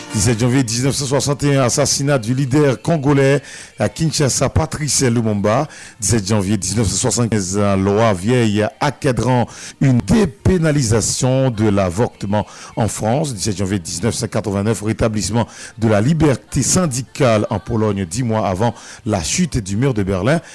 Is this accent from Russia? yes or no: no; Bombardopolis, Nord-Ouest, Haiti; Ma ville natale, Bombardopolis